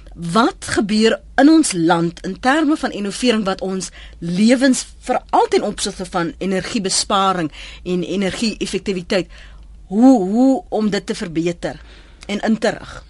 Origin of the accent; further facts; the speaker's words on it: Cape Town, Western Cape, South Africa; in my kinderjare op die Kaapse vlakte